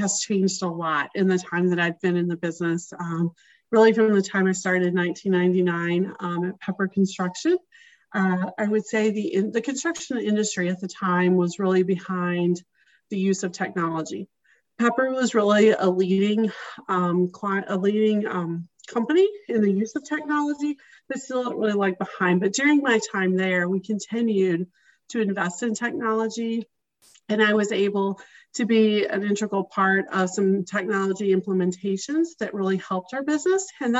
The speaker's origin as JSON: {"language": "English", "region": "Arkansas", "country": "United States", "tie": "born or raised there", "also_born_or_lived": "Chicago, Illinois / Kentucky / Texas", "moved": "as an adult", "lives_now": "Minneapolis, United States", "said": "I'm originally from Arkansas, so I grew up in Arkansas and spent the first few years of my career there, but then the majority of my career was spent in Chicago."}